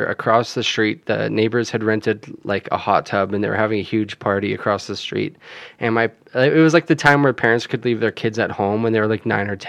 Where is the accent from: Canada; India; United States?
Canada; we grew up in Canada